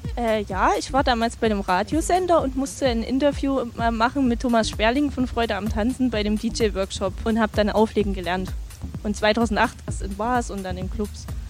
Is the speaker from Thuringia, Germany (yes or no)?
yes; Greiz, Thuringia, Germany; moved away as an adult; also born or lived in Jena; now in Dresden, Germany; Ich komme nicht aus Jena, ich komme aus Greiz bei Gera, habe in Jena studiert und jetzt spiele ich in Dresden.